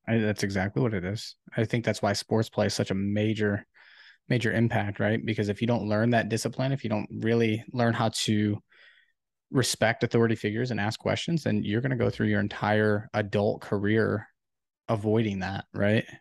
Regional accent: Ohio, United States; I'm actually from Ohio

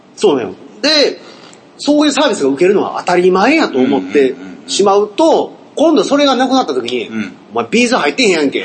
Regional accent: Hyogo, Japan; born or raised there

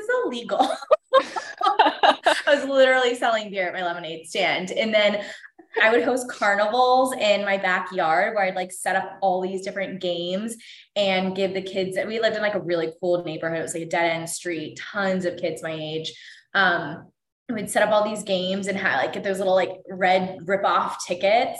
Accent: Pittsburgh, Pennsylvania, United States; moved away as an adult; also born or lived in North Carolina / Cleveland / San Diego; now in Los Angeles, United States; I grew up in Pittsburgh, Pennsylvania

